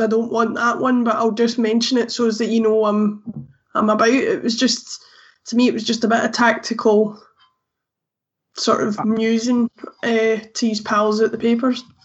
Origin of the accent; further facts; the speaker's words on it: Glasgow, Scotland, United Kingdom; I'm from Glasgow myself and so have the luxury of only being 20 minutes away from the stadium